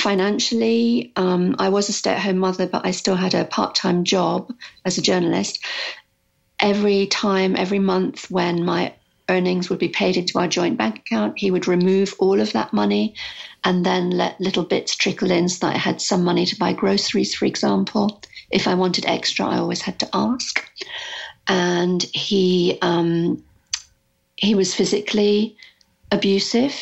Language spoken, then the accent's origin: English; United Kingdom; moved away as an adult; also born or lived in Arizona; I'm British